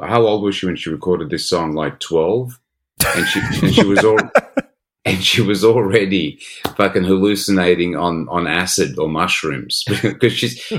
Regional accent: Sydney, New South Wales, Australia; also born or lived in Eastern Suburbs, Sydney; Mate, I grew up in the Shire, in the Sutherland Shire. I was the only ethnic person in the whole Shire.

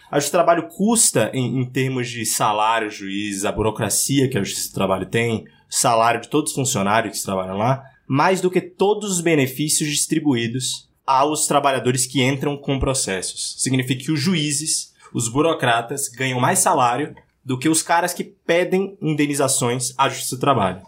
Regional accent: Salvador, Bahia, Brazil; now in São Paulo, Brazil; Eu sou de Salvador, moro em São Paulo.

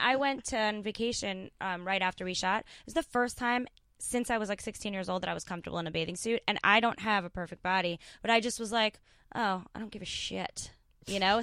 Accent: New York, United States; I grew up in New York

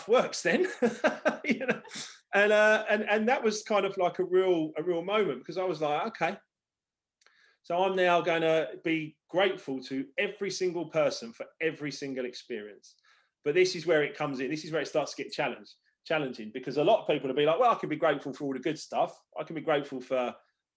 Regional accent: Hampton Hill, London, United Kingdom; also born or lived in Esher, Surrey; where I grew up in Hampton Hill

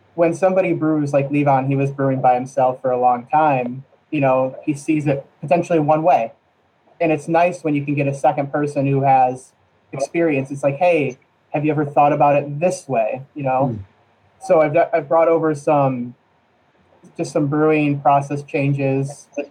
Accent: Oswego, New York, United States; now in Vermont, United States; Oswego, New York, little small town in central New York

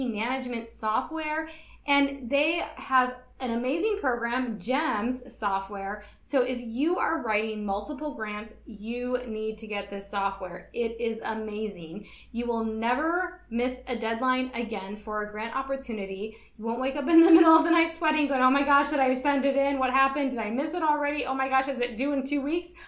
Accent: Michigan, United States; now in Guam; I'm originally from Michigan, so we started school after Labor Day in September

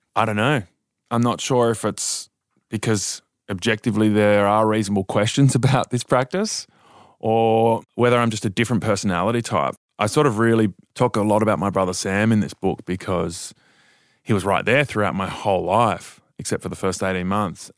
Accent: Dubbo, New South Wales, Australia; I was born in Dubbo and I was born into this church called the Revival Centres

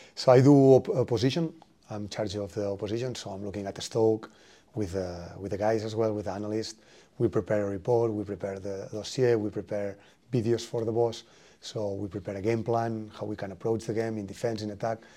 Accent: Spain; English is a second language; moved away as an adult; now in Norwich, United Kingdom; I come from Spain

